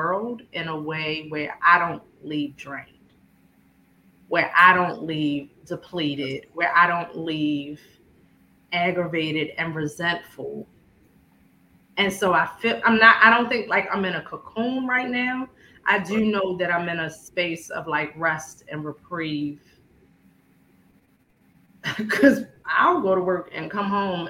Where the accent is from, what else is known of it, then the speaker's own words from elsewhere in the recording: Baltimore, Maryland, United States; I was born in South Baltimore, a neighborhood called Fairfield